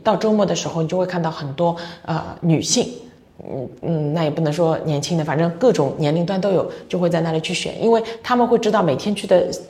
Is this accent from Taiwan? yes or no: no; China; also born or lived in Los Angeles, United States; 鉴于我是个中国人